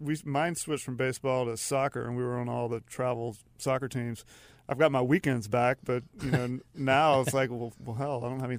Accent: Charlotte, North Carolina, United States; also born or lived in Matthews, North Carolina / Raleigh / Denmark / Philadelphia; I'm from Charlotte. So I grew up, actually ended up in Matthews, but my parents are from Charlotte. I'm from Charlotte.

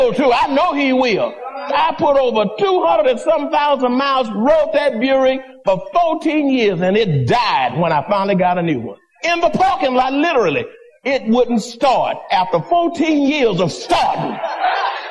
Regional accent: San Antonio, Texas, United States; I said, San Antonio

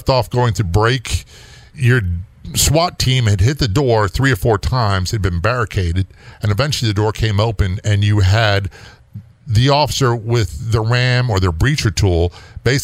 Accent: East Coast, United States; I'm from the East Coast

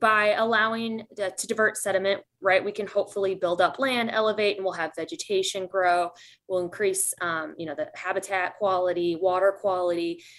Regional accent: Midwest, United States; I'm a Midwesterner at heart

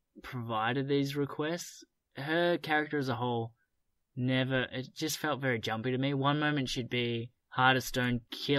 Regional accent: Australia; we're Australian

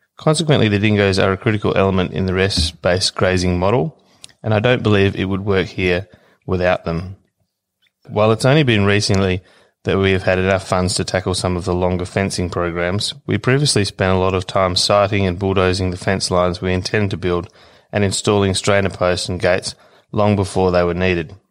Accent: Australia; I'm from Willeen Station

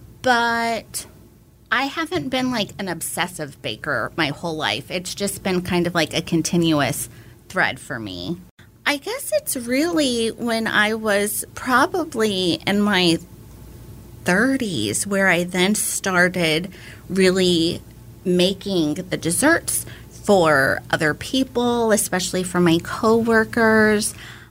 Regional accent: Houston, Texas, United States; moved away as an adult; now in Austin, United States; I am from Houston. And I've been in Austin since 04. I came here for undergrad

